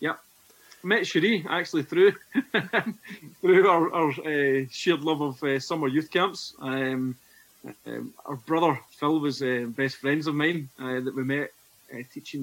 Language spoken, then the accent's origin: English; Scotland, United Kingdom; accent: Scottish; you'll tell from my Scottish accent, I'm from north of the border